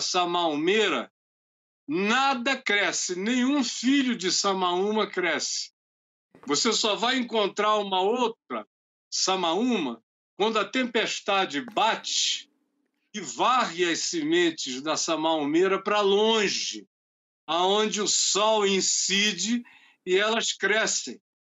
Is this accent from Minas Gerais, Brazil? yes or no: no; Amazonas, Brazil; nós somos do Amazonas